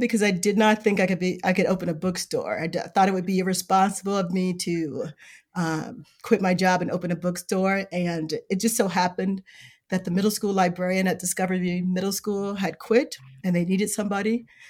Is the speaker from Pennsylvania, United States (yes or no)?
no; Chicago, Illinois, United States; now in South Bend, United States; I grew up in Chicago on the South Side. You hear a lot about Inglewood, that's where I grew up